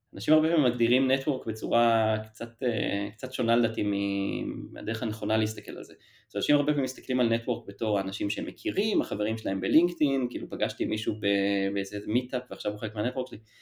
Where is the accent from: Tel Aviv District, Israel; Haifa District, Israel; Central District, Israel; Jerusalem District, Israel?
Tel Aviv District, Israel; Ramat HaSharon; moved away as an adult; now in Tel Aviv, Israel; במקור מרמת השרון, מגיל אפס פחות או יותר, עד, לא יודע, גיל עשרים